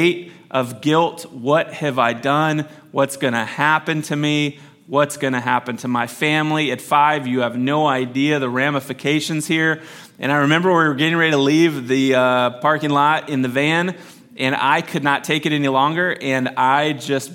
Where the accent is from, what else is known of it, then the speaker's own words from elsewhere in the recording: Missouri, United States; Growing up in Missouri